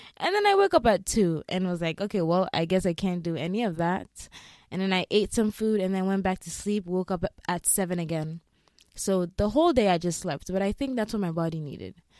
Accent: Ghana; moved away; I grew up in Ghana, and if you know any African country, especially West Africa, we're just very heavily on God

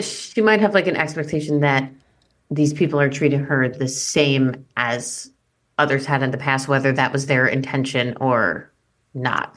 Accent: East Coast, United States; another East Coast Jewish woman

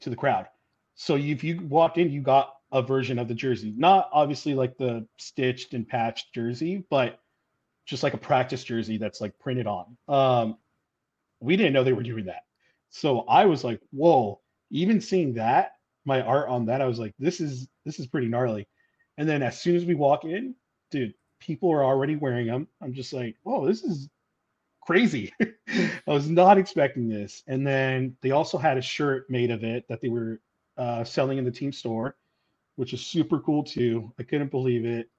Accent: Orange County, California, United States; that was my hometown

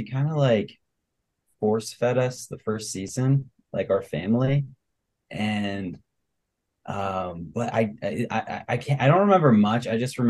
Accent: Virginia, United States; moved away as an adult; also born or lived in Indiana; now in Lexington, United States; I'm Caroline's brother, and so I am from Virginia. I went to school in Indiana at Purdue, and now I just started a job in Lexington.

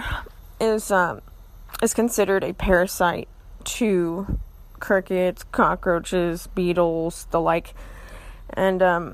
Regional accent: Austin, Texas, United States; I grew up in Austin

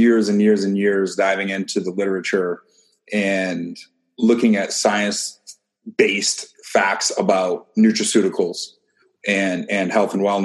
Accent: Maine, United States; moved away as an adult; also born or lived in Ohio; I grew up in Maine

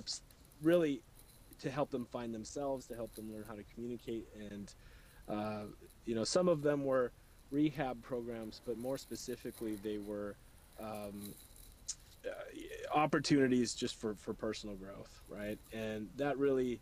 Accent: North Dakota, United States; I grew up in North Dakota

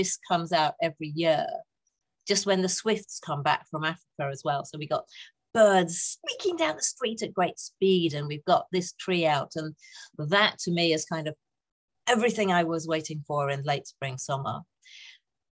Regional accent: North East England, United Kingdom; also born or lived in Saltburn / Redcar / Durham; Oh, northeast of England. So born in a place called Saltburn.

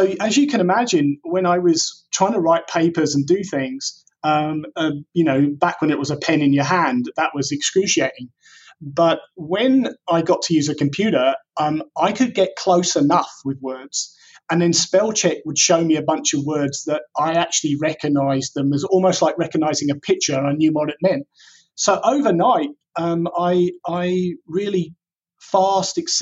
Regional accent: England, United Kingdom; growing up in England at the time, dyslexia was completely unrecognized

